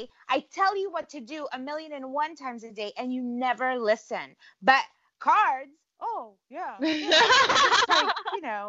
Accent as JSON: {"language": "English", "town": "Cleveland", "region": "Ohio", "country": "United States", "tie": "born there", "said": "The funny thing is I was born in Cleveland, right?"}